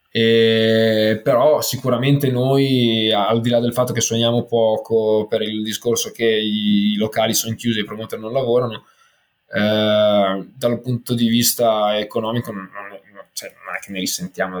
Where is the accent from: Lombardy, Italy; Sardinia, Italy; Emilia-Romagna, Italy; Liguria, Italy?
Emilia-Romagna, Italy; Ferrara; now in Milan, Italy; Sono di Ferrara ma trapiantato a Milano